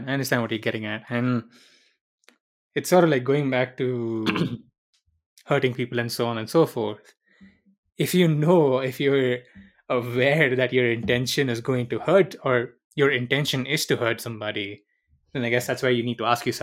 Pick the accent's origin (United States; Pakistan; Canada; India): India; also born or lived in Middle East; I did not grow up in the Philippines. I grew up in the Middle East and then I grew up in India.